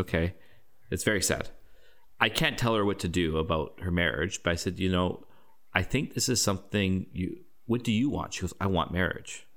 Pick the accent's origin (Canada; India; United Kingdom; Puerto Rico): Canada; I'm a Canadian